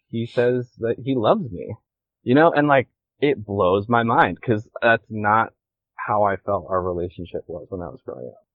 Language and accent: English; Washington, United States; moved away as an adult; also born or lived in Hawaii; now in Kauai, United States; I just like grew up in Washington